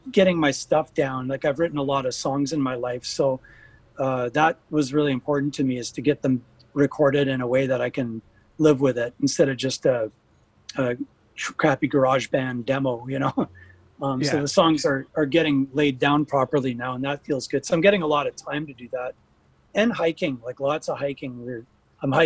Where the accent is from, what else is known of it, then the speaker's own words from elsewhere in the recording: Pinawa, Manitoba, Canada; also born or lived in Winnipeg, Canada; now in Bonny Doon, United States; very, very inspiring little town called Pinawa that I grew up